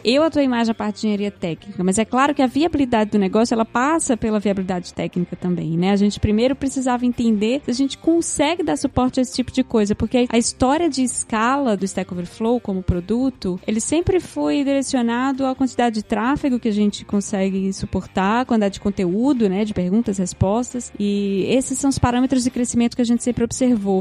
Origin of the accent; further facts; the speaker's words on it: Recife, Pernambuco, Brazil; moved away as an adult; also born or lived in Rio de Janeiro; sou de Recife, como eu falei, mas eu me mudei para o Rio em 2008